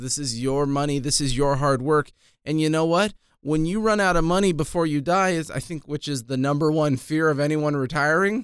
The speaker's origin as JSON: {"language": "English", "town": "Ventura", "region": "California", "country": "United States", "tie": "born or raised there", "also_born_or_lived": "Palm Desert, California", "moved": "as an adult", "said": "I grew up in Ventura, I moved away when I joined the Army."}